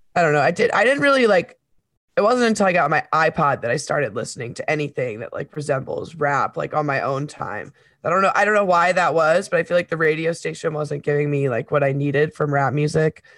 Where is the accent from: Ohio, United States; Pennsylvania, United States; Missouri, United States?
Missouri, United States; Webster Groves; also born or lived in Saint Paul, Minnesota; when I was ten, I moved from Saint Paul, Minnesota to Webster Groves, Missouri